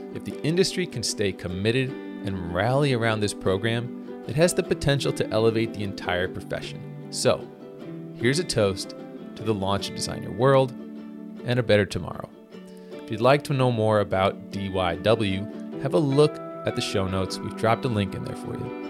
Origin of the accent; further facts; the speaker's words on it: St. Louis, Missouri, United States; right here in my hometown of St. Louis